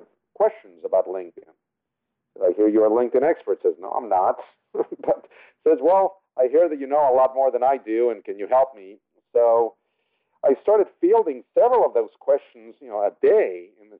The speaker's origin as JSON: {"language": "English", "region": "Mexico City", "country": "Mexico", "tie": "born or raised there", "first_language": "Spanish", "second_language": "English", "moved": "yes", "lives_now": "La Jolla, United States", "said": "I was born and raised in Mexico City, so Spanish is my native tongue"}